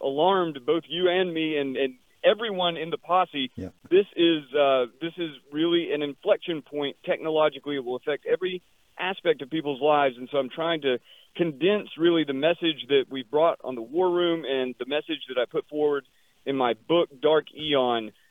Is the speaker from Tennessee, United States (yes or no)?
yes; Nashville, Tennessee, United States; Nashville is my hometown